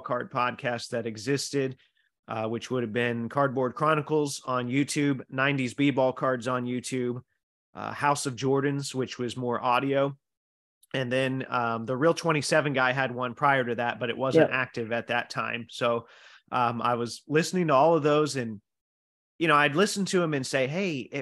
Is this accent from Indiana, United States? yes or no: yes; Indiana, United States; I'm from Indiana